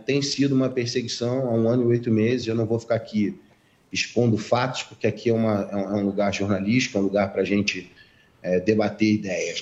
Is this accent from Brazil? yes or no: yes; Rio de Janeiro, Brazil; Sou carioca